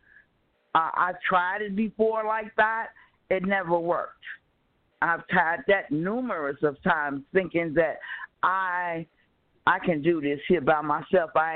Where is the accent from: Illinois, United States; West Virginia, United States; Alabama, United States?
Illinois, United States; Chicago; moved away as an adult; now in California, United States; I was born and raised in Chicago. I just left Chicago 4 years ago